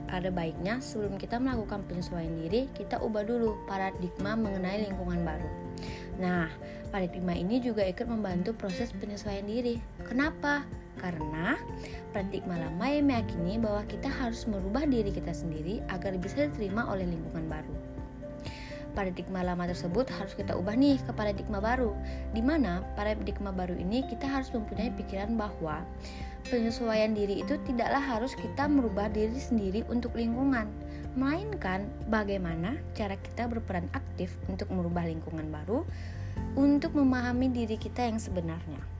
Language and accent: Indonesian; Kalimantan, Indonesia; now in Bandung, Indonesia; aku dari Kalimantan yang otomatis lingkungannya hampir 100% berbeda dengan lingkungan Bandung dimana lingkungan Kalimantan itu orangnya agak-agak kasar ya ngomong aja agak-agak keras gitu